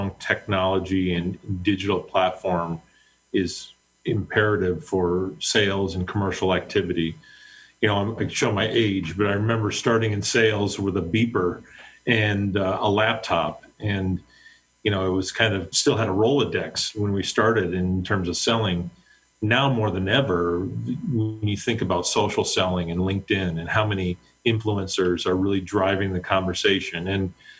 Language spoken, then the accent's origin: English; Pennsylvania, United States; now in Cleveland, United States; I was born in the Mid-Atlantic states, so I grew up in Pennsylvania. I live in Cleveland now.